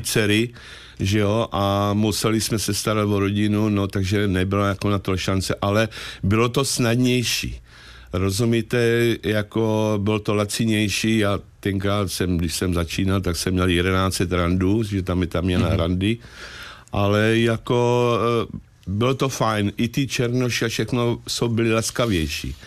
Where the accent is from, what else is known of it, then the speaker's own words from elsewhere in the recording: Czechia; moved away as an adult; also born or lived in South Africa; domov mám tady v Česku